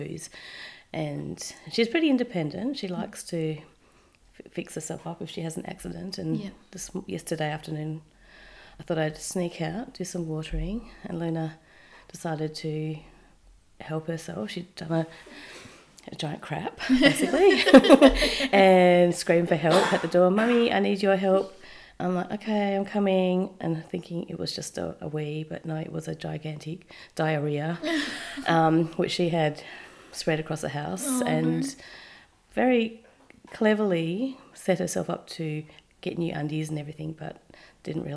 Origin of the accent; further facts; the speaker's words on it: Perth, Western Australia, Australia; moved away as an adult; also born or lived in Japan; now in Melbourne, Australia; So I'm from Perth. Little old Perth. And yeah, so I lived there obviously my whole life